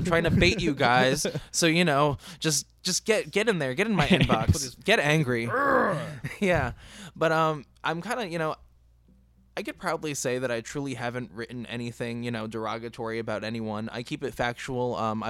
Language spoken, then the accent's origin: English; East Coast, United States; I'm from the East Coast